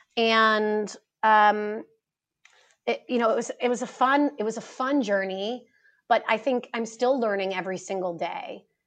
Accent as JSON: {"language": "English", "region": "East Coast", "country": "United States", "tie": "born or raised there", "also_born_or_lived": "New York City / Chicago", "said": "I grew up on the East Coast and I spent 10 years after college, after university, in New York working on Wall Street."}